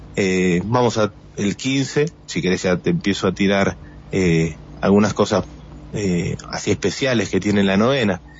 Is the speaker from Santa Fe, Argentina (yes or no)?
no; Buenos Aires, Argentina; moved away as an adult; now in Las Ovejas, Argentina; somos porteños los dos